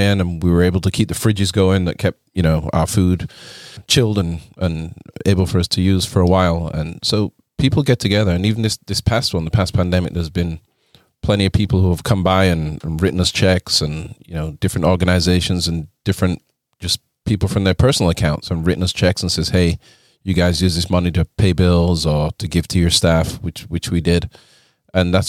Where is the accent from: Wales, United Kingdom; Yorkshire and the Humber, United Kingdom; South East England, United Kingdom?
Yorkshire and the Humber, United Kingdom; Leeds; moved away as an adult; also born or lived in London; I'm from Leeds